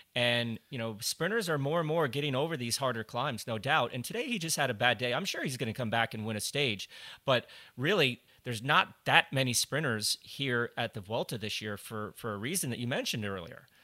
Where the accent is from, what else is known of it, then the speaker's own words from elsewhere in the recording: Colorado, United States; I grew up in Colorado